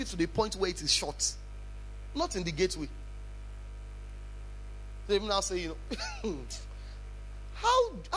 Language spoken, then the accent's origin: English; Ibadan, Oyo, Nigeria; I come from Ibadan